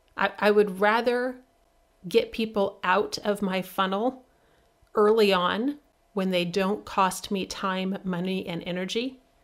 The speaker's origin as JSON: {"language": "English", "region": "Midwest", "country": "United States", "said": "I'm from the Midwest"}